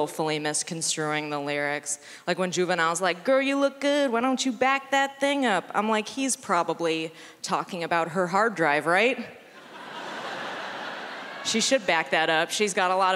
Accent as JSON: {"language": "English", "town": "San Francisco", "region": "California", "country": "United States", "tie": "born or raised there", "moved": "yes", "lives_now": "Los Angeles, United States", "said": "I'm from San Francisco"}